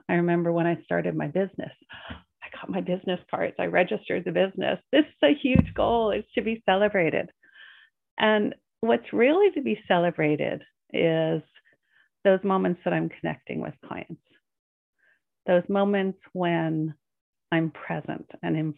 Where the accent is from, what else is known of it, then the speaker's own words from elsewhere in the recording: Northeast of America, United States; moved away as an adult; I was raised in the Northeast of America, which is very goal oriented.